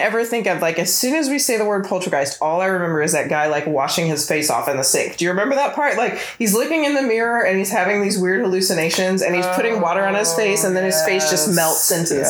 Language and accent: English; Virginia, United States; I'm not from Alabama. I'm kind of from Virginia. My family's from Illinois. So I'm like an Air Force brat, but most of my childhood and like young adulthood is from Virginia. So technically that's the South, but we're right outside of DC.